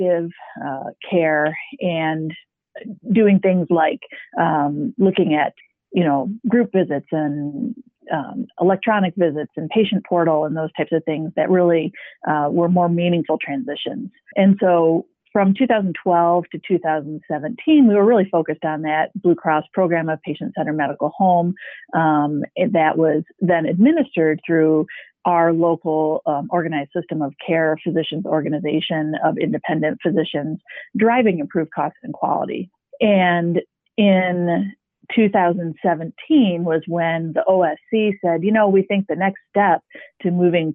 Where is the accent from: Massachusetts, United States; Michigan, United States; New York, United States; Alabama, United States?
Michigan, United States; Midland; We are a independent private practice in my hometown of Midland